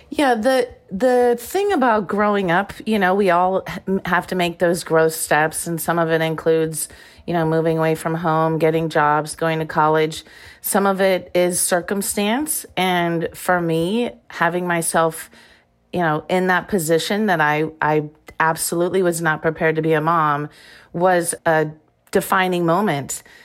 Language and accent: English; Iowa, United States; moved away as an adult; also born or lived in Arizona; I grew up in Iowa